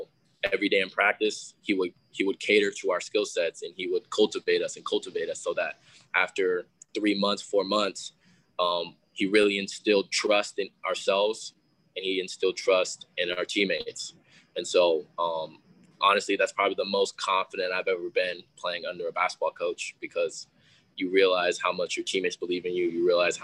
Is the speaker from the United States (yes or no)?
yes; Seattle, Washington, United States; we're both from the Northwest.